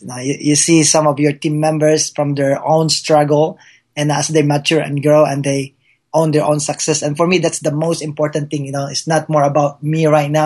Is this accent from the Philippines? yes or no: yes; Philippines; English is a second language; now in United States; being a Filipino, that uh, uh, English is my second language